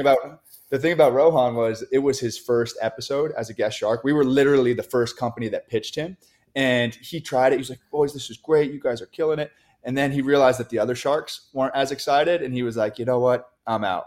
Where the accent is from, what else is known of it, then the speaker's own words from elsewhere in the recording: New York, United States; we, we grew up in New York, so, so we're Yankee fans